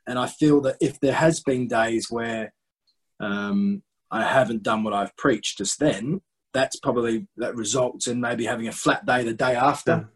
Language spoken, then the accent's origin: English; Australia; moved away as an adult; also born or lived in North East England; as an 18, 19 year old, I came over, as many Australian young cricketers